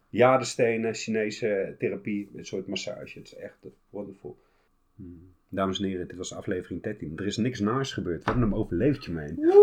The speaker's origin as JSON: {"language": "Dutch", "region": "Utrecht", "country": "Netherlands", "said": "ik kom uit Utrecht"}